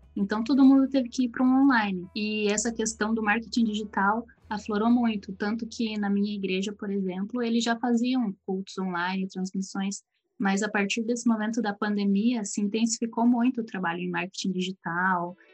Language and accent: Portuguese; Curitiba, Paraná, Brazil; E eu sou aqui de Curitiba